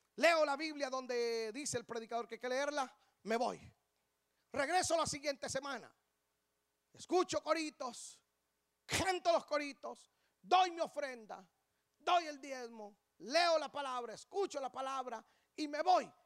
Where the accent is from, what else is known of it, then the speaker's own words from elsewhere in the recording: Guatemala; Mis padres solo se casaron en El Salvador y emigraron para Guatemala. Yo tengo sangre salvadoreña. Ya renuncié a ese pecado, ya, ya, ya. Ya, ya, me sacudí eso, ya, ya. Pero, pero yo nací en Guatemala